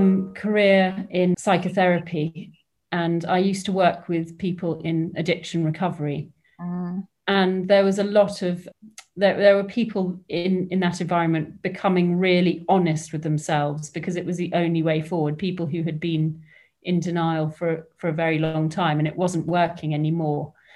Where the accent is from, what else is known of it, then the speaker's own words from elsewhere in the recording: Hong Kong; also born or lived in England; So I grew up in Hong Kong, and I was the sort of expat kid that turned up. I ended up at a fairly strict all-girls boarding school in the Dorset countryside.